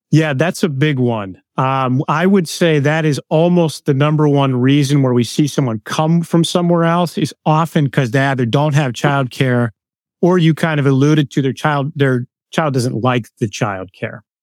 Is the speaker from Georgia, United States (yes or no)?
no; Pittsburgh, Pennsylvania, United States; now in Lancaster, United States; grew up in Pittsburgh, Pennsylvania